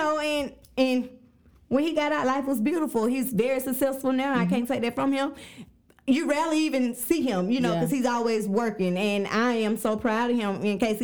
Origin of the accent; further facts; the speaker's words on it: Jackson, United States; I'm from Jackson